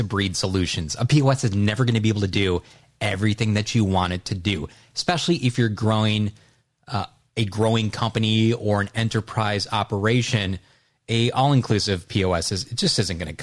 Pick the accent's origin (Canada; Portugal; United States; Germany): United States; Wisconsin; I grew up in Wisconsin